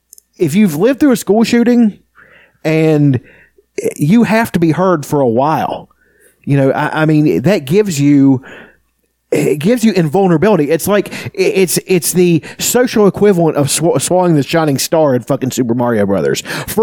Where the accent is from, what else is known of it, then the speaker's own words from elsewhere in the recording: West Virginia, United States; No, I'm from West Virginia, sir.